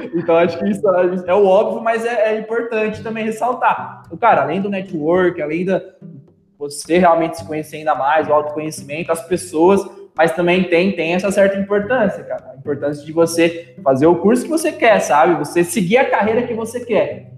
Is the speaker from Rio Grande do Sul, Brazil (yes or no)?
no; Matão, São Paulo, Brazil; moved away as an adult; also born or lived in São Carlos; now in Uberlândia, Brazil; sou, sou natural de Matão aí, nossa terrinha